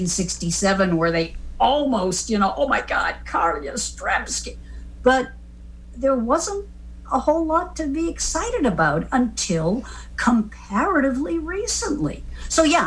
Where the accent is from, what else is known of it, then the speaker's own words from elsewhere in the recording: Boston, Massachusetts, United States; also born or lived in Cleveland; I grew up in Boston